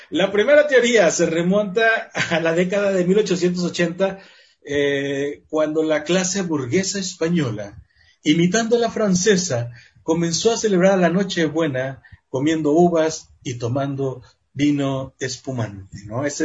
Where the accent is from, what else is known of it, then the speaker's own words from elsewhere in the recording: Mexico; Somos mexicanos.